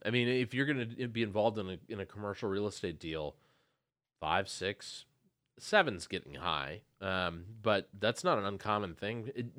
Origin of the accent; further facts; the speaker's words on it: St. Paul, Minnesota, United States; I grew up in St. Paul.